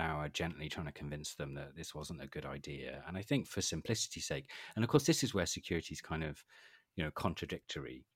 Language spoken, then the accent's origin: English; Wales, United Kingdom; I'm from Wales